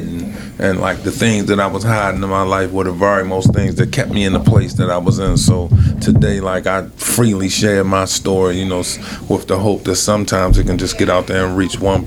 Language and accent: English; Baltimore, Maryland, United States; I'm from West Baltimore